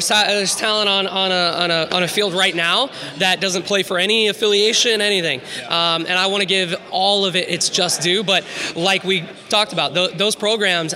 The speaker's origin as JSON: {"language": "English", "town": "Tampa", "region": "Florida", "country": "United States", "moved": "yes", "said": "I'm from Tampa originally"}